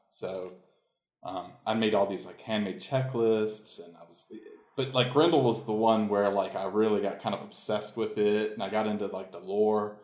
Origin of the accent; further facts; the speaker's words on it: Marietta, Georgia, United States; moved away; I grew up in the Atlanta suburbs of Marietta